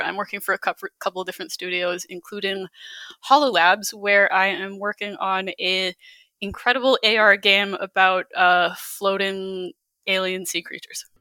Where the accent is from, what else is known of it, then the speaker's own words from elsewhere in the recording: Calgary, Alberta, Canada; moved away as an adult; also born or lived in Baguio City, Philippines / Halifax; I grew up in Calgary